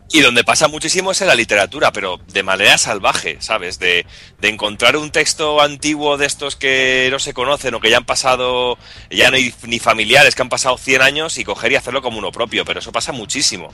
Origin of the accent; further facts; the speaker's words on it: Medina del Campo, Castile and León, Spain; mi pueblo, a Medina del Campo